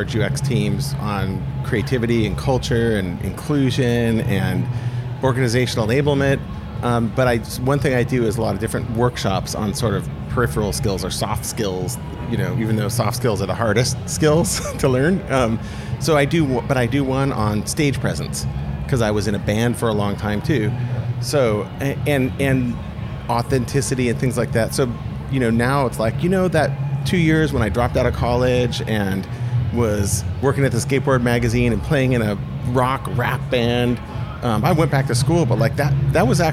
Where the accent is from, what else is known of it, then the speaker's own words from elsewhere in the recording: the Bay Area, California, United States; moved away as an adult; also born or lived in Paris; I'm from the Bay Area